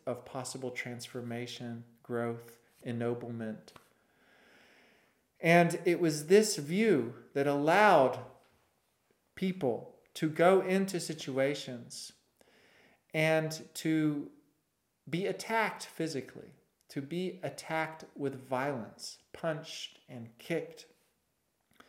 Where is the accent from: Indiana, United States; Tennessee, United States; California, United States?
Tennessee, United States; Winchester; I grew up in Winchester, Tennessee